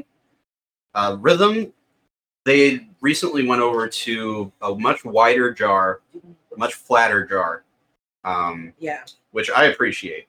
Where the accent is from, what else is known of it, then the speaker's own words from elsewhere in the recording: Staunton, Illinois, United States; Bernie's restaurant in Staunton, Illinois, my hometown.